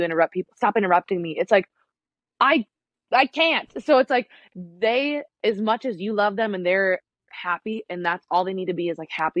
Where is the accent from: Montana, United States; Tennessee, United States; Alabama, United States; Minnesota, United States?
Minnesota, United States; moved away; I'm from Minnesota. My parents live there.